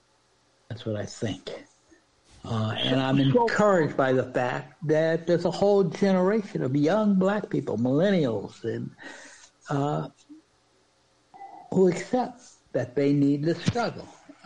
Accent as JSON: {"language": "English", "town": "Washington", "region": "District of Columbia", "country": "United States", "said": "because I was from Washington, D.C."}